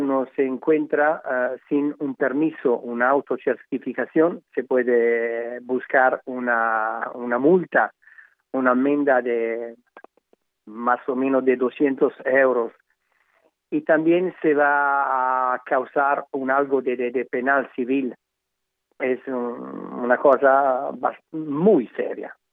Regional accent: Emilia-Romagna, Italy; Spanish is a second language; yo como, como italiano

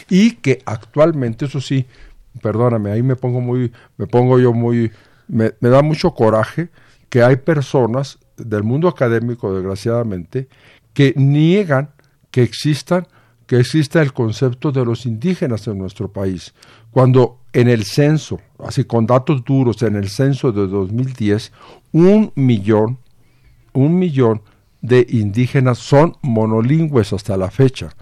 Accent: Mexico; nuestra nueva identidad como mexicanos

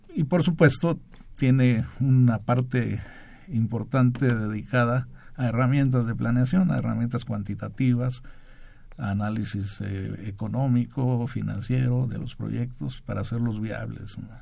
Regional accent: Chiapas, Mexico; Yo soy de Chiapas

